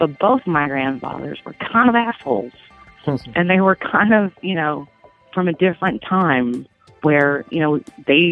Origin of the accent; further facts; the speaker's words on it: Tennessee, United States; here in Tennessee